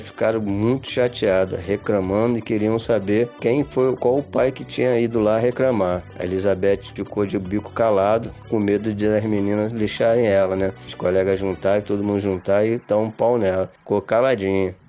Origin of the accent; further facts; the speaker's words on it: Rio de Janeiro, Brazil; now in Serra, Brazil; sou natural do Rio de Janeiro, mas atualmente moro no Espírito Santo, no município da Serra.